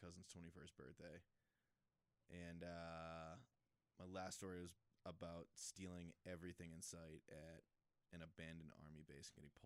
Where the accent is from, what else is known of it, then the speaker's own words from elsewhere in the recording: Massachusetts, United States; moved away; I'm from Massachusetts. I went back home